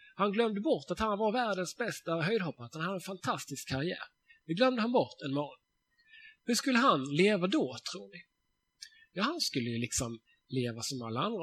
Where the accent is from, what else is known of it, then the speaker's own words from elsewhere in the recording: Sweden; jag är svensk